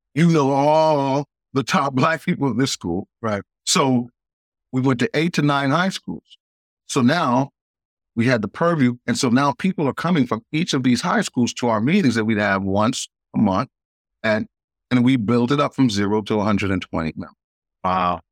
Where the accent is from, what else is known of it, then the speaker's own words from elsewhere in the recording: New York City, New York, United States; moved away; I was born in Queens, New York